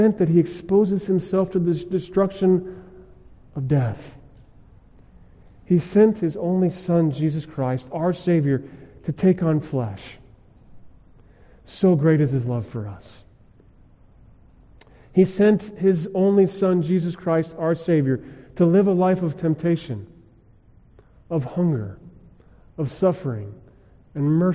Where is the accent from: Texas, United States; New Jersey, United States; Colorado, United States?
Colorado, United States; Growing up in Colorado, we went skiing a lot.